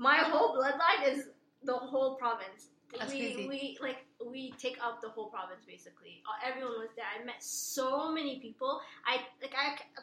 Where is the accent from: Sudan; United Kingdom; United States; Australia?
Sudan; now in Ottawa, Canada; I was born in Sudan